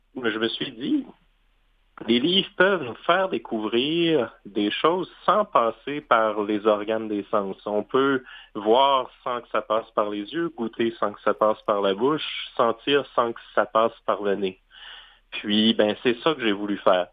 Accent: Baie-Comeau, Quebec, Canada; quand j'étais euh, tout petit, on se promenait en voiture près de Bécomo, ma ville natale

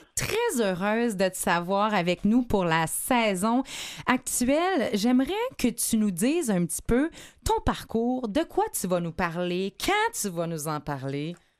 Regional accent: Quebec City, Quebec, Canada; now in Montreal, Canada; je viens de Québec

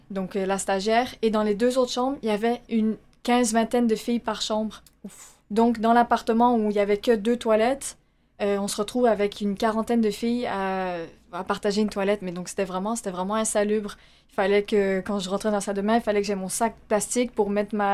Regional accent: Montreal, Quebec, Canada; moved away as an adult; Ça fait 14 ans qu'on que moi, j'ai quitté Montréal.

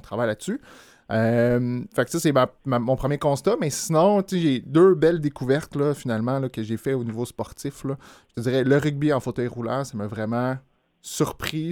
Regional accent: Montreal, Quebec, Canada; J'ai joué au club euh, Camo à Montréal euh, toute, mon adolescence

